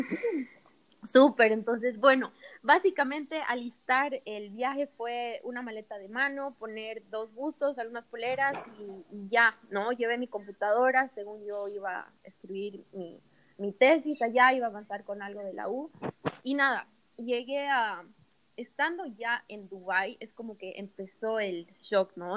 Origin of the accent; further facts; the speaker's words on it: Cochabamba, Bolivia; moved away as an adult; now in Santa Cruz, Bolivia; soy cochabambina, nací allá y, y bueno, estuve toda mi vida en Cocha y terminando el colegio, literal, al día siguiente nos vinimos a vivir a Santa Cruz